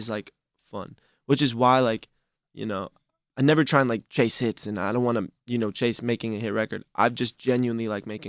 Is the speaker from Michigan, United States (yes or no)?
yes; Detroit, Michigan, United States; moved away; I just went back to my hometown for, you know, the Detroit show with …